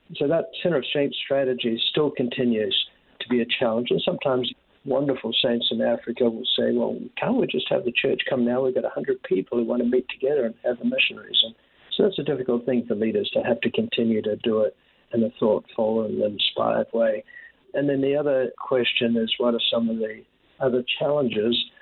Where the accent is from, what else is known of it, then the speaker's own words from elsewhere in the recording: New Zealand; moved away as an adult; when I was very young uh, in New Zealand, I think the experiences of growing up in the Pacific